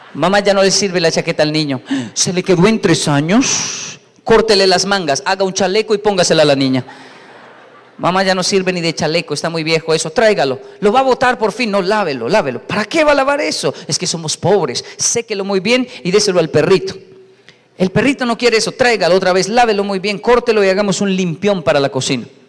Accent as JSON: {"language": "Spanish", "region": "Bogotá", "country": "Colombia", "tie": "born or raised there", "said": "soy colombiano, soy latino"}